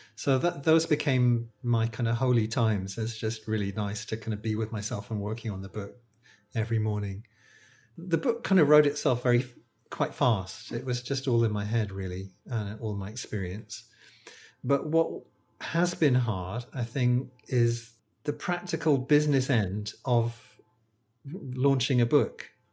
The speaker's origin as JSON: {"language": "English", "country": "United Kingdom", "accent": "British", "moved": "as an adult", "lives_now": "Malaysia", "said": "I'm a British acupuncturist. I think you can probably tell from my accent, uh, but I don't live in the U K. I live in Malaysia."}